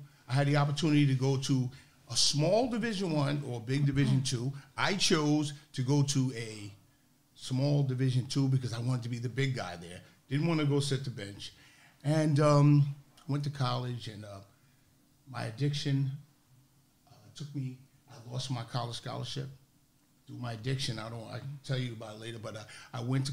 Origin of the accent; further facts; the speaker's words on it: New York, United States; First of all, I'm from New York. I'm not from New Jersey.